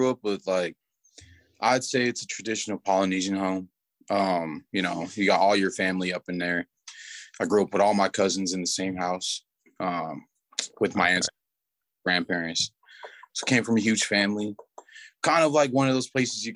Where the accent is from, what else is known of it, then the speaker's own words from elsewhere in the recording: Salt Lake City, Utah, United States; I was born in Salt Lake, raised in Salt Lake, Utah.